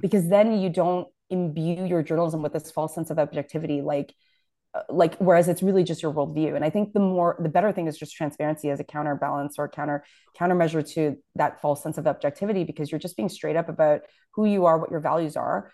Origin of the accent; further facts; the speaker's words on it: Toronto, Ontario, Canada; I grew up in Scarborough